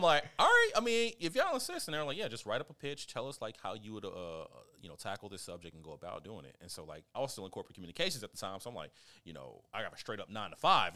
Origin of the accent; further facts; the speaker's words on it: Kansas, United States; I'm from Kansas